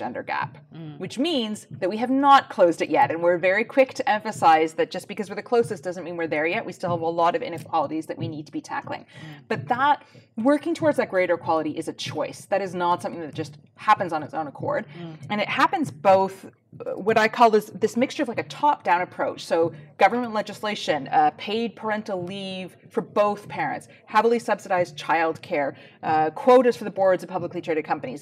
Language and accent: English; Canada; moved away as an adult; also born or lived in United Kingdom; now in Iceland; As you can probably tell from my accent, I grew up in Canada, in a different country. I've lived in Iceland for 20 years, with 5 years here in the UK before that.